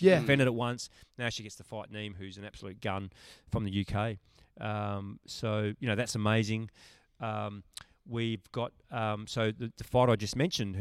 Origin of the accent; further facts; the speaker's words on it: Perth, Western Australia, Australia; I was born and raised in Perth